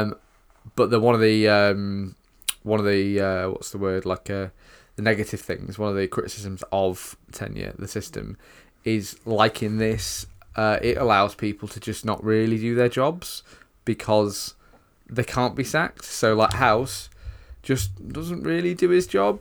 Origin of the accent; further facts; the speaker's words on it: United Kingdom; us as British viewers